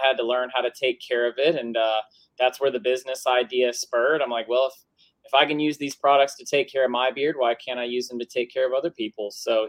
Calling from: Tennessee, United States; West Tennessee.

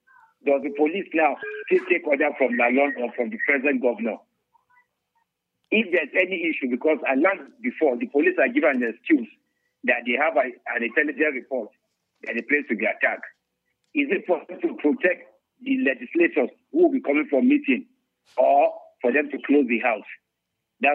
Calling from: Chigumoda, Nigeria; from Chigumoda.

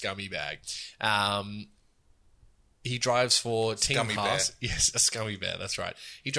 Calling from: Spain; first language Spanish; English is a second language; I am in Spain.

